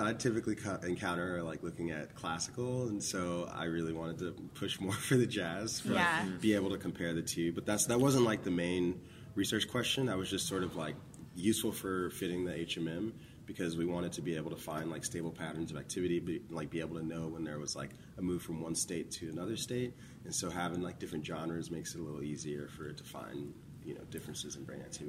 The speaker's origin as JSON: {"language": "English", "town": "Memphis", "region": "Tennessee", "country": "United States", "lives_now": "New Jersey, United States", "said": "Yeah, so I'm from Memphis, Tennessee. It was the last place I moved from before I moved to New Jersey to go to grad school. But my mom was in the Navy, so we moved around a lot before we moved to Memphis."}